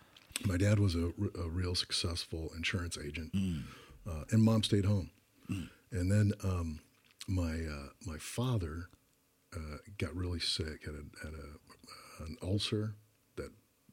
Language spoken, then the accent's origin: English; Tucson, Arizona, United States; University of Arizona, where I ended up playing